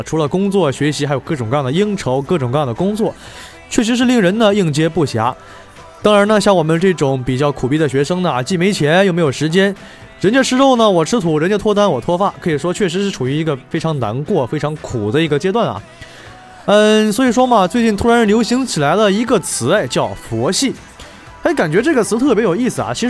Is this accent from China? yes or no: yes; Northeast China, China; moved away as an adult; now in Jinhua, China; 作为一个东北人，依旧是不太能够接受像金华这样一个寒冷的天气。